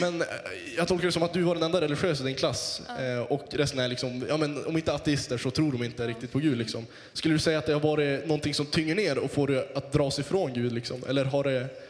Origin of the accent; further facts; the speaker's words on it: Västerbotten County, Sweden; Jag är från Västerbotten